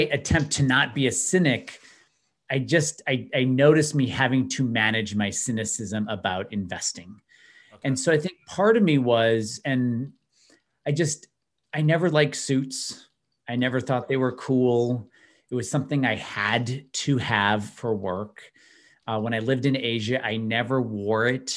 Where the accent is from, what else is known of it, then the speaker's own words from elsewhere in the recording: outside of Chicago, Illinois, United States; I grew up outside of Chicago